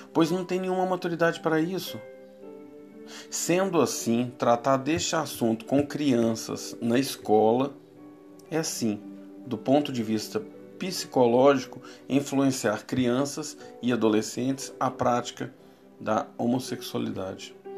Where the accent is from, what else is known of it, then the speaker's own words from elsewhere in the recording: Brazil; Somos brasileiros, um povo sem raça definida